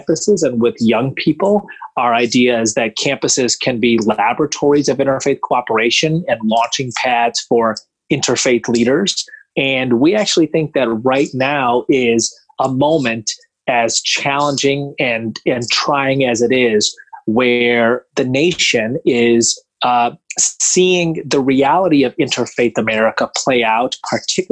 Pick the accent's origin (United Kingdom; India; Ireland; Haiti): India; Mumbai, Maharashtra; now in United States; I was born in Mumbai